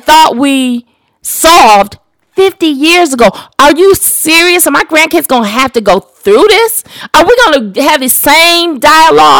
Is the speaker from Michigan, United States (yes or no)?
yes; Detroit, Michigan, United States; also born or lived in Louisville, Kentucky; I was raised in Detroit, but we didn't move into Detroit until after the riots